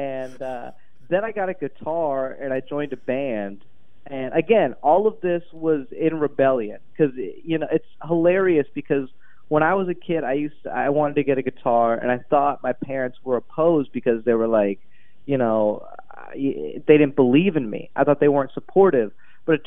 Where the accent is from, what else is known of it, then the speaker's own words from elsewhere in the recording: Atlanta area, Georgia, United States; I grew up in a pretty good suburb. Atlanta is very diverse